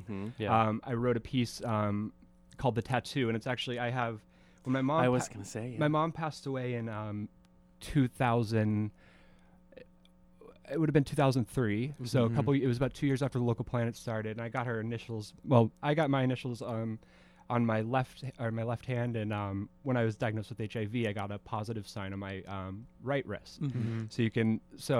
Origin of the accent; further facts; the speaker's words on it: Spokane, Washington, United States; Me and my family, my mother and brothers moved here in 1990. Mm-hmm. We grew up in Spokane